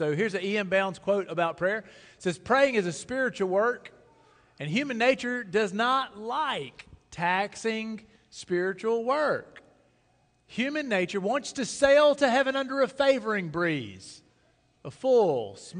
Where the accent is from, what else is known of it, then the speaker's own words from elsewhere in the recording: Sugarloaf, Mississippi, United States; I'm from Sugarloaf, Mississippi